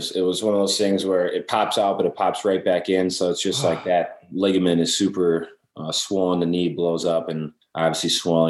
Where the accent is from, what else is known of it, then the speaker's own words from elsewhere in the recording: Wisconsin, United States; kind of grew up watching Brett Favre and the Packers. That was kind of the way up in Wisconsin.